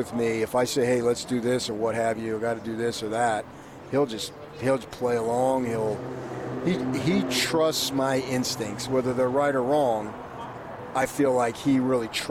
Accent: Northeast, United States; moved away; I was born in the Northeast

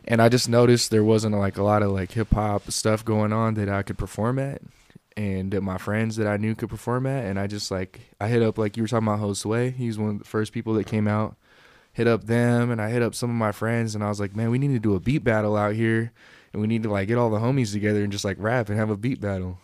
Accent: East Bay, California, United States; moved away as an adult; also born or lived in San Jose, California; now in Reno, United States; I grew up out in the East Bay.

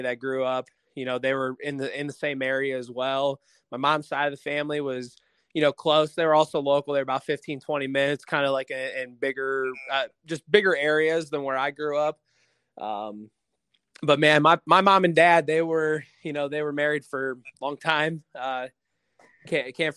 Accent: Navarre, Ohio, United States; moved away as an adult; I'm from Northeast Ohio. I grew up in a small town called Navarre, Ohio

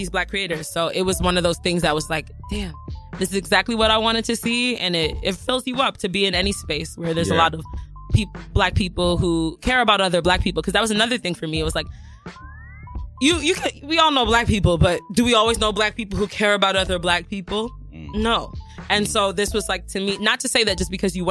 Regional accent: New York City, New York, United States; I grew up in Jamaica, Queens.

